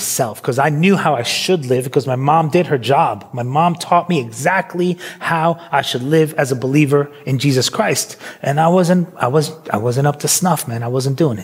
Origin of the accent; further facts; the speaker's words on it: New York City, New York, United States; moved away as an adult; also born or lived in Philadelphia; now in United Kingdom; I grew up in New York City.